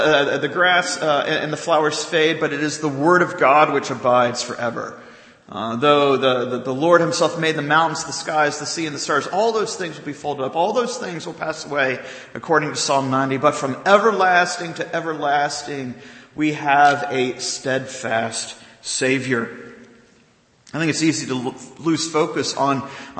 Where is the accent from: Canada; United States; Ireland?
United States; the South; growing up in the South